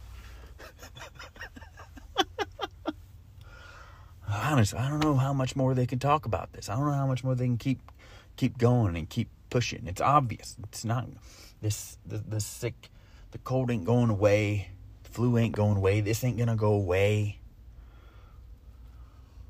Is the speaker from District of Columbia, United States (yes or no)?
no; Florida, United States; I'm from Florida